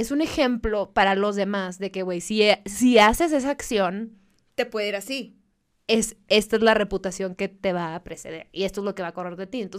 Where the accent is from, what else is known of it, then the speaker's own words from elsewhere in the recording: Mexicali, Baja California, Mexico; Yo soy de Mexicali, mija.